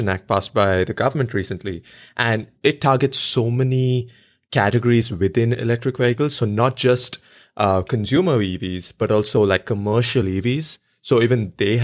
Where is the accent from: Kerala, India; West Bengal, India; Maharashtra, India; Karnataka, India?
Karnataka, India; Bangalore; moved away; also born or lived in Los Angeles, United States; I'm from Bangalore, India